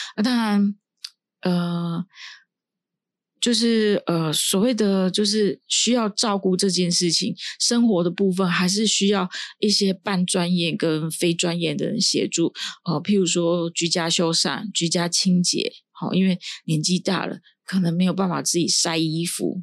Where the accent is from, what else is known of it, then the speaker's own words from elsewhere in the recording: Taiwan; 依照我们台湾这边的长照